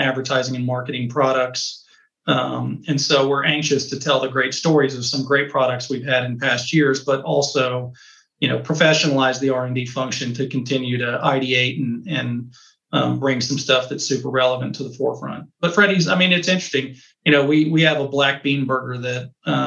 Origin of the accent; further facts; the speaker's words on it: Texas, United States; being a Texan